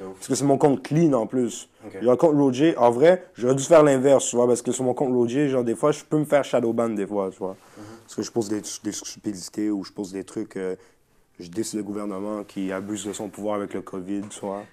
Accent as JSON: {"language": "French", "town": "Montreal", "region": "Quebec", "country": "Canada", "said": "chez nous, à Montréal"}